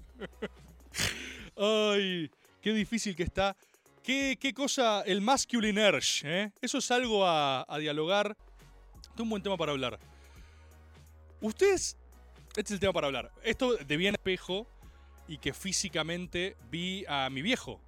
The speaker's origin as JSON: {"language": "Spanish", "country": "Argentina", "said": "Jugué béisbol como todo argentino de bien"}